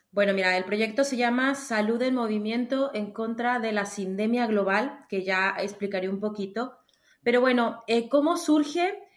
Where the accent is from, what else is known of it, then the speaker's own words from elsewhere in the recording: Mexico; moved away as an adult; also born or lived in Granada, Spain; yo soy mexicana.